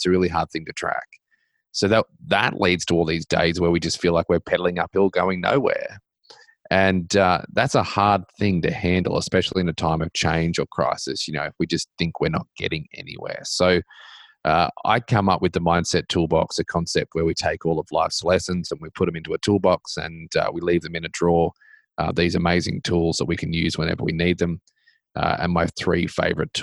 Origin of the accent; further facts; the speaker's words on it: Australia; also born or lived in Middle Tennessee; now in Tennessee, United States; I do live in America and I grew up in Australia